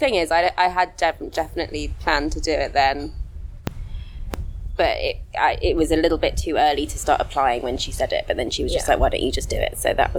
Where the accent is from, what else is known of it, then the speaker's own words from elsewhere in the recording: Kent, South East England, United Kingdom; moved away as an adult; now in Perth, Australia; I'm from England, and I grew up in Kent. Moved around up until I was 29, and then decided to move to Australia.